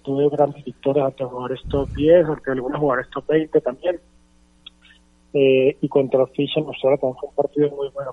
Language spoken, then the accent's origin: Spanish; Bogotá, Colombia; por haber vivido en Bogotá, crecí en Bogotá